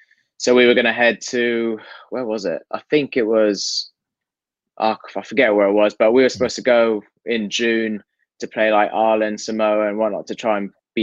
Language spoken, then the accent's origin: English; Hong Kong; growing up in Hong Kong, it's always been top four.